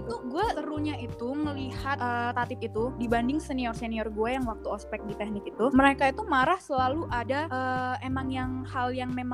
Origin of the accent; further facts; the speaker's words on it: Medan, North Sumatra, Indonesia; now in Bandung, Indonesia; di Bandung gue anak Medan kayak panas banget di sini